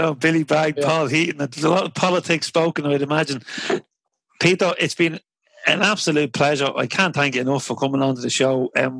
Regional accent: Ireland; I'm an Irish man

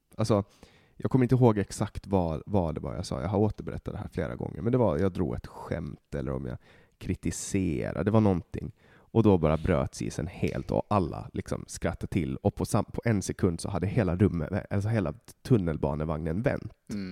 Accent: Åland Islands; moved away as an adult; now in Stockholm, Sweden; jag kommer från Åland

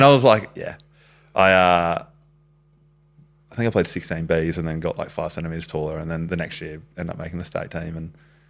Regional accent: Brisbane, Queensland, Australia; born or raised there

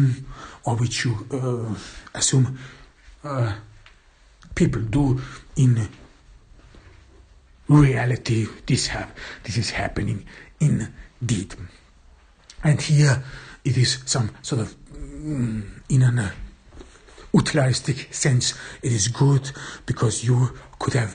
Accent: Vienna, Austria; in Austria, in my home town, or in Vienna

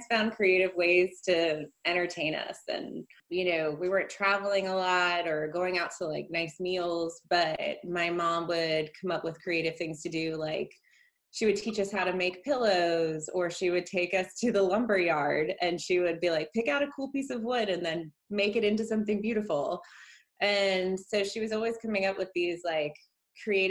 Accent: outside of Baltimore, horse country Maryland, United States; moved away as an adult; also born or lived in New Orleans; now in Houston, United States; I'm from outside of Baltimore, and I grew up kind of what I would call like horse country Maryland, and went to school in the suburbs of Baltimore

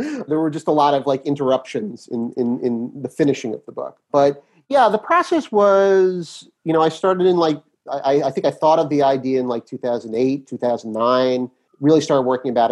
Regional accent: New York City, New York, United States; Grew up in Brooklyn Heights

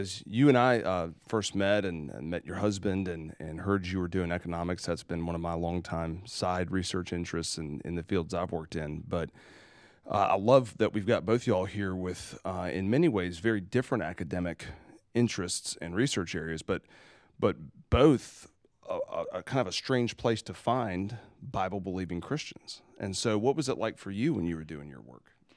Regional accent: South Carolina, United States; I'm from South Carolina

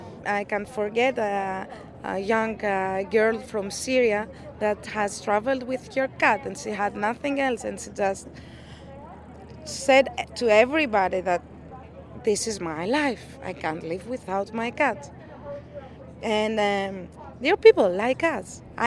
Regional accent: Greece; I'm from Greece.

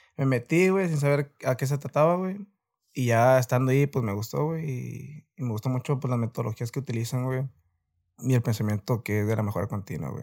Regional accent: Reynosa, Tamaulipas, Mexico; soy de aquí de Reynosa, Tamaulipas

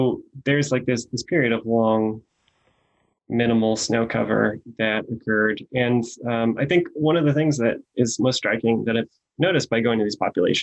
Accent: Fresno, California, United States; now in Berkeley, United States; I grew up in Fresno

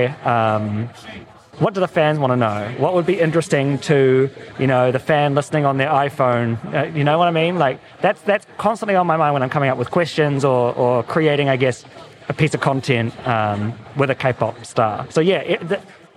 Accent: New Zealand; now in Los Angeles, United States; I'm from New Zealand, you know, living in LA now

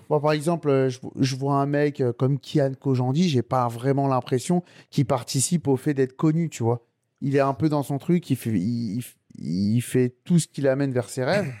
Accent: Sarcelles, Île-de-France, France; je suis originaire de Sarcelles

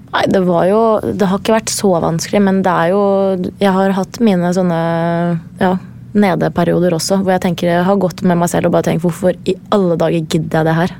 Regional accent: Gjerdrum, Akershus, Norway; moved away as an adult; also born or lived in Lithuania; fra Gjerdrum, der jeg kommer fra

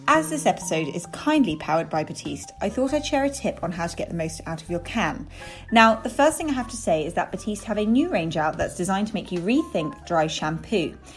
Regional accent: London, United Kingdom; I, I grew up very near there

